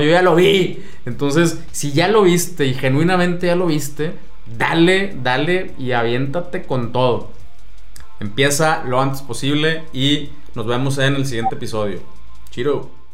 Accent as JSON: {"language": "Spanish", "country": "Mexico"}